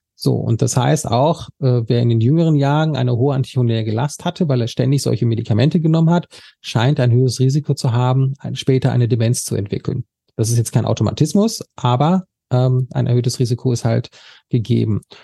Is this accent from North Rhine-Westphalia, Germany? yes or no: yes; Sauerland, North Rhine-Westphalia, Germany; ich komme jetzt aus dem Sauerland